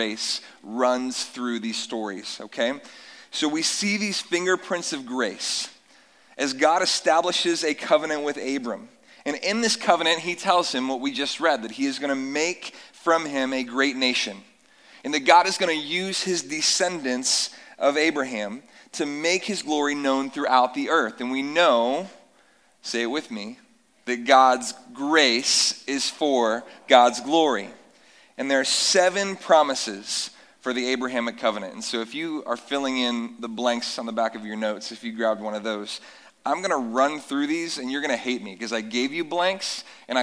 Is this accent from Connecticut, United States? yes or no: no; North Carolina, United States; moved away; I grew up in North Carolina on warm summer nights that we don't see many of here